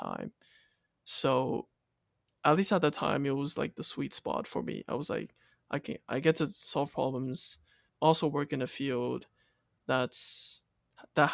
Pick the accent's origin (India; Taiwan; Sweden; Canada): Taiwan; moved away as an adult; Born and raised in Taiwan and went to a local school until seventh grade.